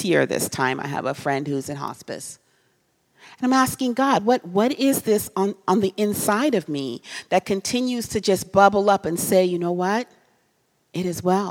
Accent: Trinidad & Tobago; now in United States; I'm from a different country. I'm from Trinidad.

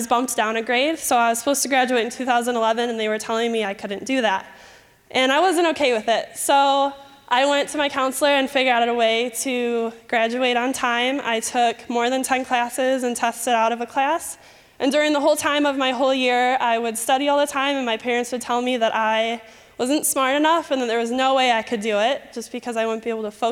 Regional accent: Michigan, United States; accent: Michigan; moved away; if at any time you hear my Michigan accent, please ignore it. Okay, so I grew up in Michigan

